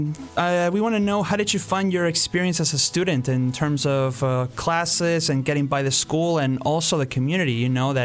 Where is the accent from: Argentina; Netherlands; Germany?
Argentina; now in Canada; we're from the same country, the beautiful Argentina